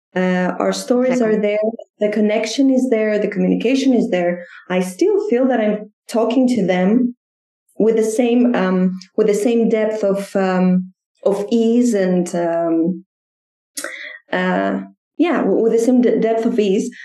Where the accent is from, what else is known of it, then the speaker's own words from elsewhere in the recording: Greece; now in Athens, Greece; I'm from Greece